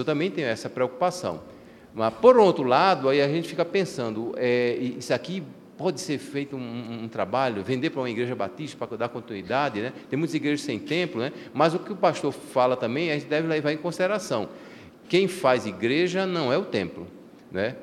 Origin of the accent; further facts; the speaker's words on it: Recife, Pernambuco, Brazil; moved away; na igreja onde me criei, igreja batista da, no bairro da Torre em Recife